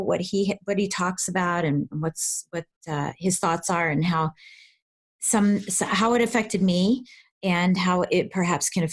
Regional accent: Colorado, United States; now in Washington, D.C., United States; I'm originally from Colorado

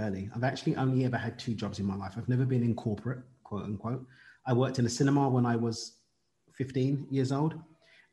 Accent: London, United Kingdom; I'm from East London in the UK

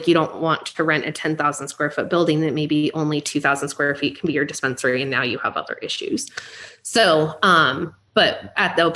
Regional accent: Seattle, Washington, United States; I come from Seattle

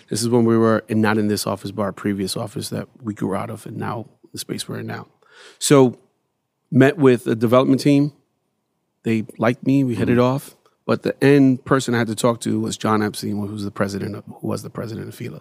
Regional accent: New York City, New York, United States; growing up in Bed Stuy

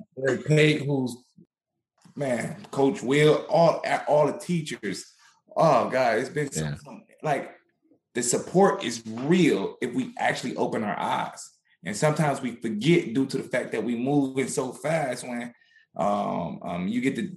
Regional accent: Inkster, Michigan, United States; moved away as an adult; now in Pittsburgh, United States; I'm not in Inkster no more, but that is my hometown and I miss it

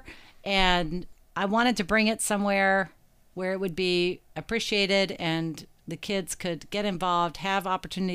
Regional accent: Morgantown, West Virginia, United States; also born or lived in Chicago, Illinois; now in Louisville, United States; I'm originally from West Virginia. I grew up in Morgantown, West Virginia, not too far from here.

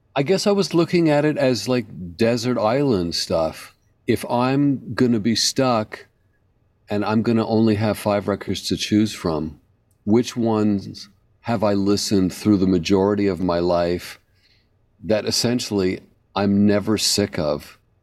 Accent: Canada; moved away as an adult; now in New York, United States; I grew up in Canada playing a very particular stick.

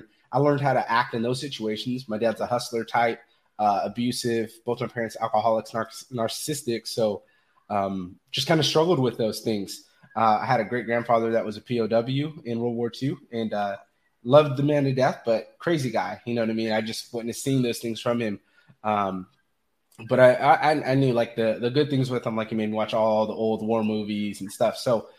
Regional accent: Fresno, California, United States; So originally, I'm from Fresno, California.

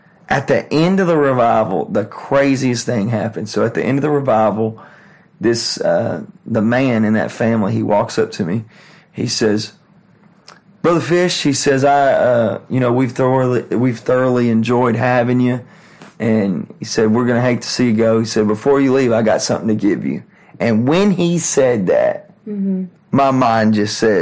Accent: Texas, United States; I'm from Texas

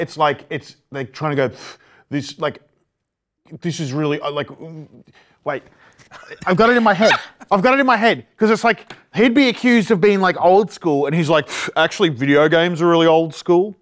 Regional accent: Ipswich, Queensland, Australia; When I got to this private school, suddenly I was from Red Bank

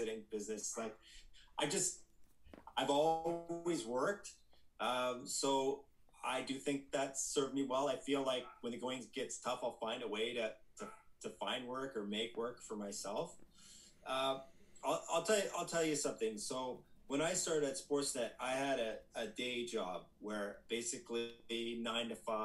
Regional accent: Collingwood, Ontario, Canada; I grew up just outside of Collingwood, Ontario, kind of on a rural dirt road.

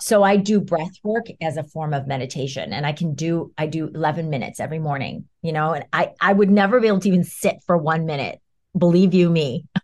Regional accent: New York, United States; I'm a New Yorker

